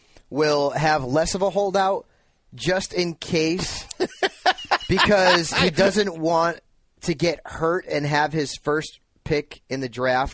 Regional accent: Connecticut, United States; now in California, United States; Yeah, but I'm from Connecticut, and I like to be unique here.

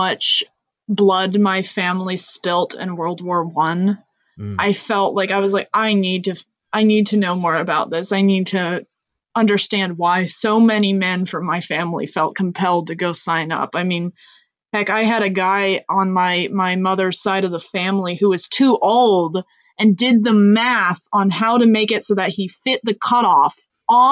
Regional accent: Reading, United States; my hometown

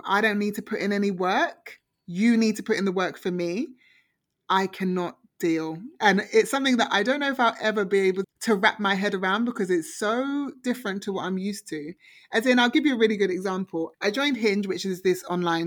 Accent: United Kingdom; also born or lived in Toronto; now in Canada; we always get slated as British

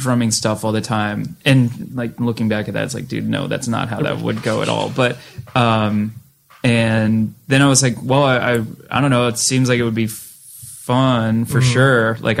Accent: Massachusetts, United States; one thing I remember from growing up in Western Mass where just shows were very eclectic

